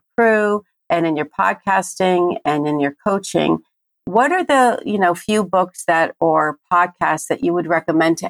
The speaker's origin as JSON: {"language": "English", "region": "New Jersey", "country": "United States", "said": "I am from Jersey"}